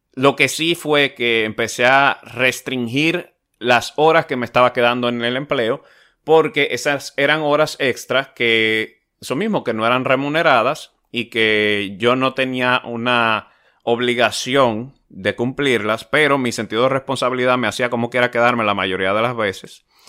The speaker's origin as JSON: {"language": "Spanish", "country": "Dominican Republic", "said": "hoy día es una empresa de renombre, o se está haciendo de renombre en mi país"}